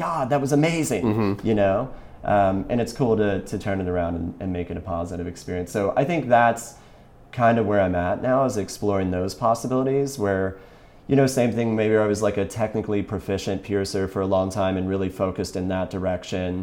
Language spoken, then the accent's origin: English; Kentucky, United States; I'm from Kentucky originally